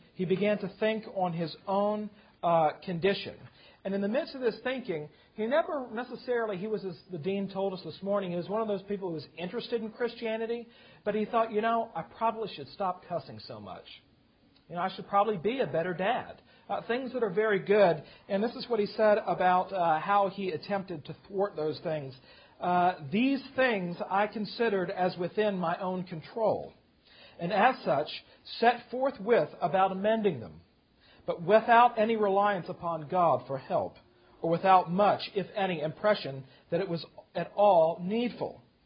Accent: Virginia, United States; now in South Carolina, United States; I grew up in Virginia. We moved to South Carolina

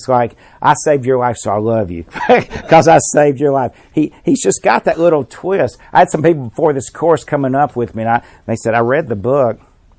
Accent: Birmingham, Alabama, United States; I was raised in Inslee near Birmingham. Well, I identified there when I was a little one out there near Forest Park.

